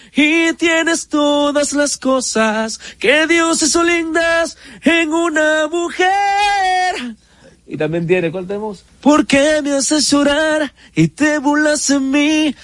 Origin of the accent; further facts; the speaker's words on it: San Francisco de Macorís, Duarte, Dominican Republic; nunca he dicho que soy de San Francisco